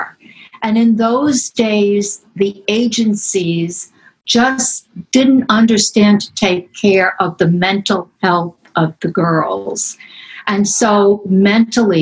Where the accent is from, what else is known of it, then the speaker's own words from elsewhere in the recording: New York City, New York, United States; also born or lived in Manhattan; I'm born in Brooklyn, 1947. Grew up in Ireland